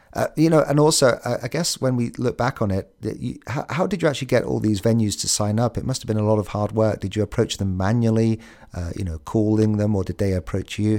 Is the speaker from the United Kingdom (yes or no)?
yes; United Kingdom; We're the British